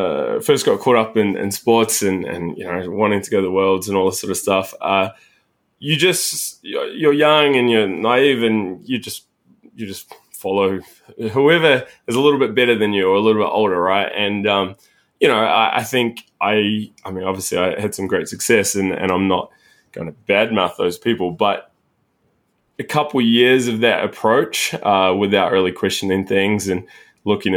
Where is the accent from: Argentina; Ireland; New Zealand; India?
New Zealand; moved away as an adult; also born or lived in Sydney; So I grew up in New Zealand